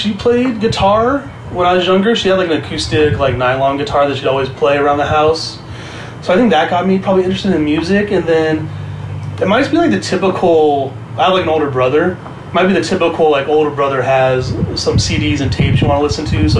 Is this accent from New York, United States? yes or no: no; Huntington Beach, California, United States; For the most part, it was fine, to be honest. There was obviously some like incidents, I guess, like that you run into, but it was also just mainly being at like punk shows in Orange County, to be honest.